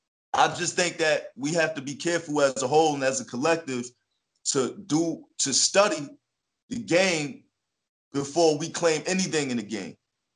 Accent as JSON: {"language": "English", "town": "Jersey City", "region": "New Jersey", "country": "United States", "tie": "born or raised there", "said": "Well, you know, Jersey City is diverse. You know, it has its rough areas, and it has its mellow areas, and it has its beautiful areas."}